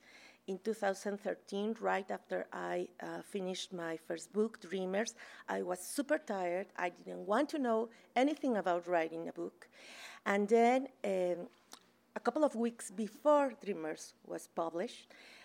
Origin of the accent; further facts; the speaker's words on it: Mexico City, Mexico; moved away as an adult; I'm from Mexico City, and I worked there as a journalist for almost 10 years